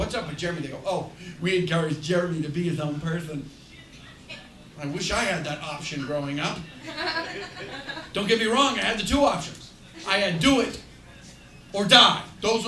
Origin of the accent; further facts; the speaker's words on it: Chelsea, Massachusetts, United States; I grew up in Chelsea, Massachusetts